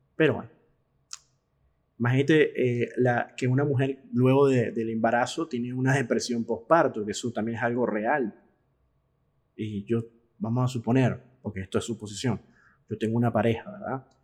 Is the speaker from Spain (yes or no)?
no; Caracas, Capital District, Venezuela; moved away as an adult; now in Argentina; como dicen en Venezuela, en mi país de origen